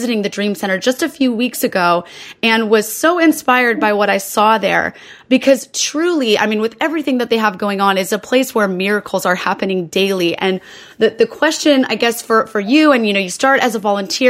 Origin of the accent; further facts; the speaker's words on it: Anaheim, California, United States; I grew up in Anaheim, California, which is like 40 minutes-ish from Los Angeles